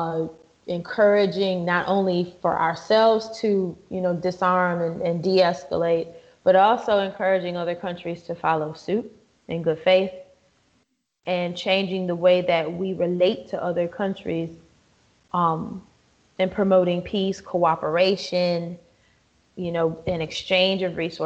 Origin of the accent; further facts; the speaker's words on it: Wisconsin, United States; My home state of Wisconsin